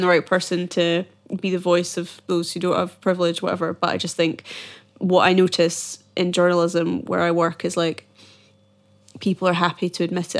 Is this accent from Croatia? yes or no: no; Edinburgh, Scotland, United Kingdom; I'm from Edinburgh and every year we have the Edinburgh Fringe